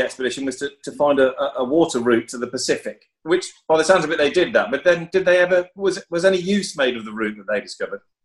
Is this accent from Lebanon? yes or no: no; Midlands, United Kingdom; I grew up in the Midlands in the 70s and early 80s.